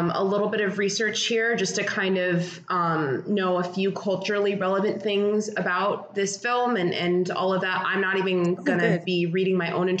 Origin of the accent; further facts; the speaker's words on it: United States; fully American people